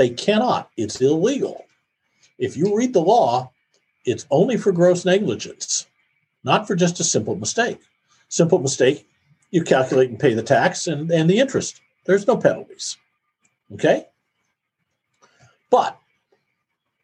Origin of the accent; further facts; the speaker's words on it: Iowa, United States; I grew up in Iowa